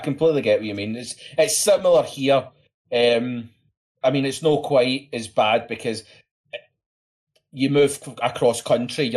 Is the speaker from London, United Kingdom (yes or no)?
no; Scotland, United Kingdom; I'm Scottish